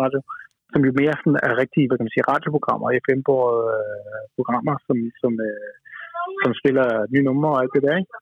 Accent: Denmark; som, som øh, dansker

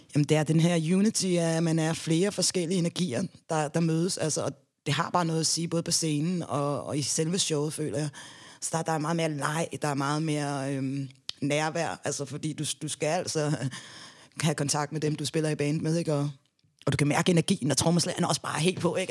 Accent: Denmark; also born or lived in Gambia; Jeg er halv dansker og halv gambianer

